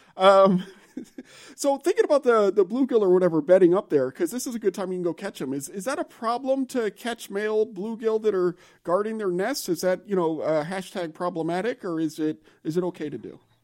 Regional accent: Louisiana, United States; moved away; I'm from Louisiana

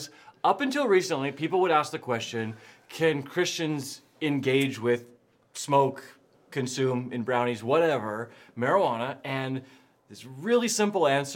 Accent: Oregon, United States; I'm from Oregon

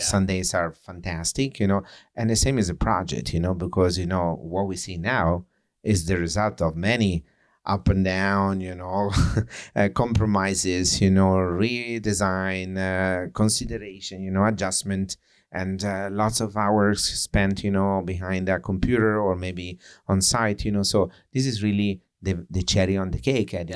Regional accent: Italy; accent: Italian; English is a second language; moved away as an adult; now in New York, United States; with the flavor as my accent, you know, with the flavor of the say Italian or European

